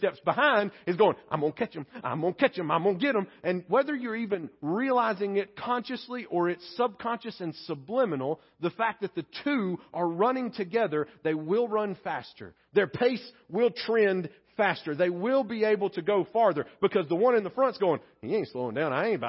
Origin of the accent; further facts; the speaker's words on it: Pleasant Grove, United States; my home church where I grew up in Pleasant Grove